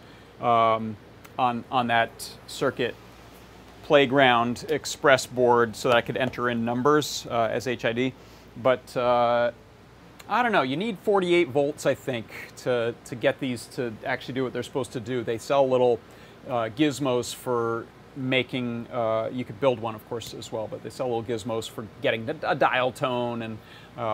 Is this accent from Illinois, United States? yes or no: no; Hudson Valley, New York, United States; also born or lived in Ellenville, New York; where I grew up in the Hudson Valley, New York